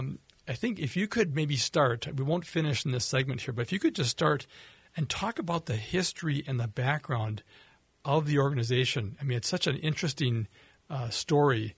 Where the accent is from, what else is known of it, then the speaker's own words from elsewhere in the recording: Minnesota, United States; I was born in Minnesota, raised in Minnesota